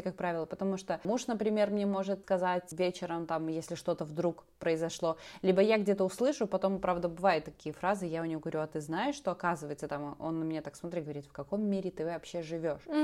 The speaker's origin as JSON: {"language": "Russian", "country": "Belarus", "also_born_or_lived": "Grodno", "said": "я старшая, я живу в Беларуси, пока что в Гродно"}